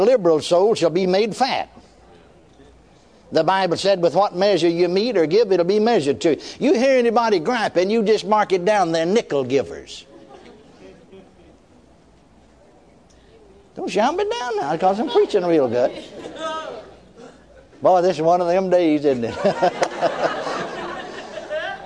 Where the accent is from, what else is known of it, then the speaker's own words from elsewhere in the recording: McKinney, Texas, United States; my hometown, McKinney, Texas